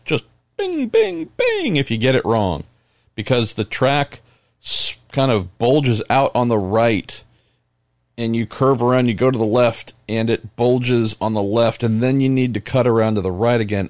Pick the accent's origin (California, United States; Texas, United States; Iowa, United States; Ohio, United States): California, United States; I'm from California.